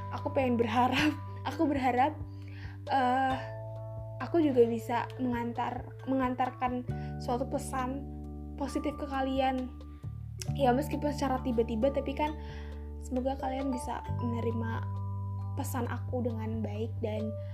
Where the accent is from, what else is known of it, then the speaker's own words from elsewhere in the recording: Tegal, Central Java, Indonesia; accent: ngapak; aku orang Tegal uh, asli Tegal uh, lahir di Tegal tapi keturunan Jawa alus jadi aku tuh orang ngapak